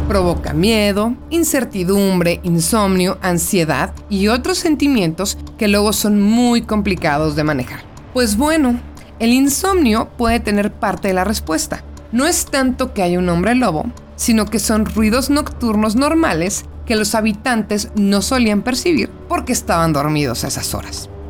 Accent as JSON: {"language": "Spanish", "country": "Mexico", "said": "como mexicano"}